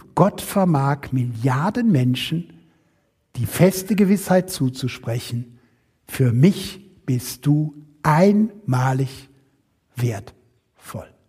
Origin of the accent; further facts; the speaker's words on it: Rhineland, Germany; Ich selber komme weder aus Württemberg, wie es eben schon anklang, ich komme aus dem Rheinland